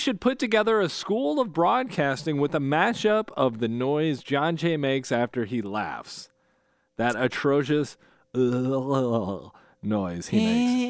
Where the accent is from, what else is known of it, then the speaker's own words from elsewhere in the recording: South Bend, Indiana, United States; So from South Bend loosely. Yeah. My hometown.